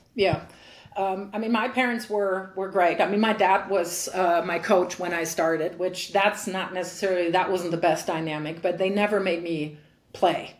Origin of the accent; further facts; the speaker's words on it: Frankfurt, Hesse, Germany; in my hometown, when when I grew up, there were really really good players. So I was able to train very long in in Frankfurt